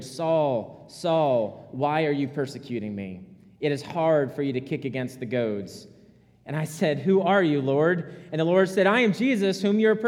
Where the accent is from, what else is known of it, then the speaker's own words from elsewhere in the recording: Rhode Island, United States; moved away; I'm from Rhode Island.